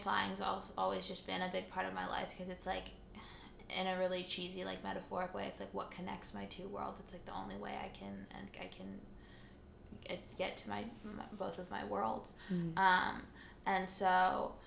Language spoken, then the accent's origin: English; the Bay Area, California, United States; also born or lived in Espoo, Finland; I'm super Californian. I don't have an accent.